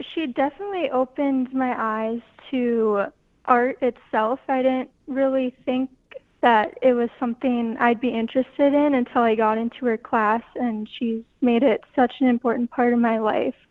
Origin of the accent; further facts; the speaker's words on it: Goodridge, Minnesota, United States; I grew up in Goodridge, Minnesota